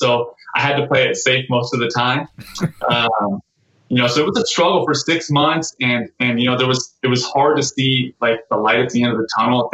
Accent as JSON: {"language": "English", "town": "Torrance", "region": "California", "country": "United States", "tie": "born or raised there", "also_born_or_lived": "San Jose, California", "said": "I grew up in the South Bay. Actually grew up in South Torrance."}